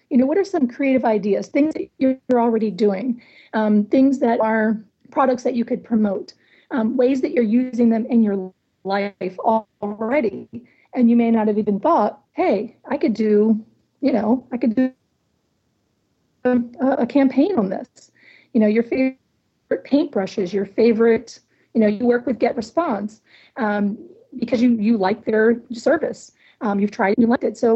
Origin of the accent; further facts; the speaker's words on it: Michigan, United States; what a coincidence that we're both from Michigan.